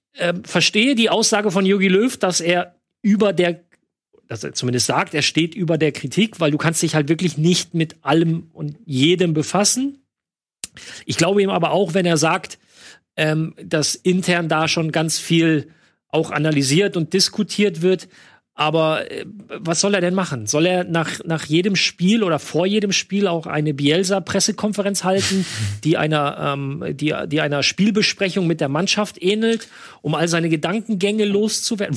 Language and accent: German; near Düren, North Rhine-Westphalia, Germany; Düren ist ganz in der Nähe von da, wo ich aufgewachsen bin